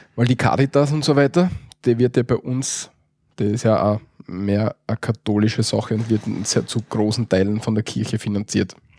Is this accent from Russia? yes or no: no; Austria; bei uns in Österreich